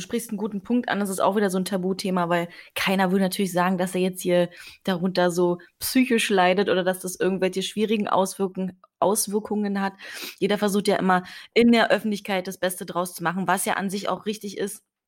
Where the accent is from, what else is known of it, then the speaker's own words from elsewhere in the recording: Potsdam, Brandenburg, Germany; Ich komme aus Potsdam